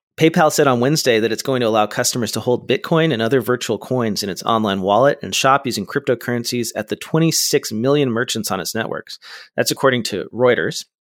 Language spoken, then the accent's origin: English; California, United States; as a Californian